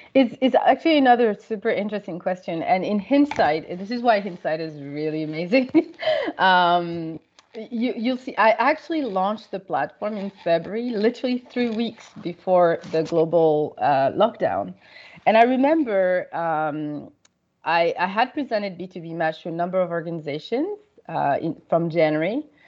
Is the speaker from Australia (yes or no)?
no; Paris, Île-de-France, France; moved away as an adult; also born or lived in Senegal / United States / United Kingdom / Canada; I grew up in Paris